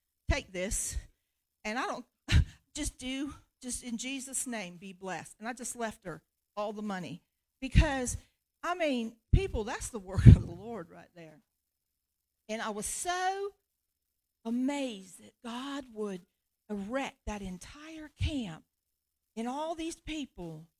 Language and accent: English; United States; I'm an American mama